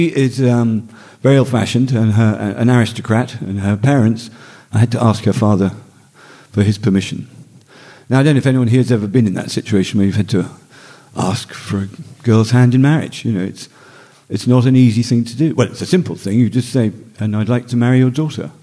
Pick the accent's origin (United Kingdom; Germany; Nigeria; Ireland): United Kingdom; Northumberland, North East England; I grew up in Northumberland